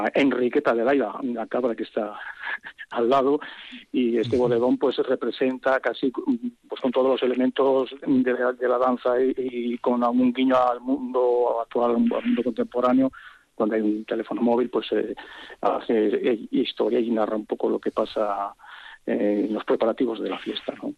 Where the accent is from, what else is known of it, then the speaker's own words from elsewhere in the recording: a small village in León, Castile and León, Spain; es mi lugar de origen, que tiene que ver con, con, mi pueblo, que es un es un pueblecito muy pequeño de León